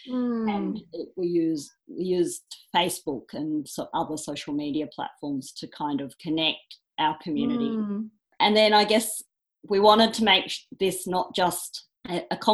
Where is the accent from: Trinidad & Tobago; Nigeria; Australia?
Australia; I was born in Australia